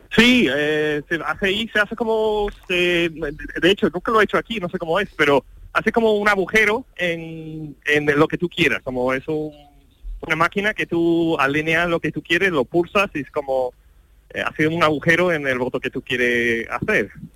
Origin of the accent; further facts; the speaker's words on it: United States; Spanish is a second language; moved away as an adult; now in Seville, Spain; ya llevo 23 años aquí, ya soy, soy extranjero, pero tengo el orgullo de ser ahora americano tanto como andaluz